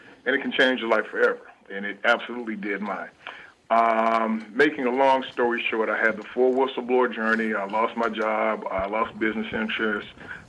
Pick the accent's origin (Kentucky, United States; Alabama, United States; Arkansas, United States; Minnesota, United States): Arkansas, United States; I grew up in the Arkansas River Delta. Again, the soil was rich, but the people were poor.